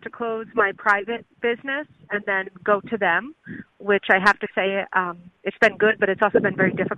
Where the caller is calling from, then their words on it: California, United States; I'm calling from California.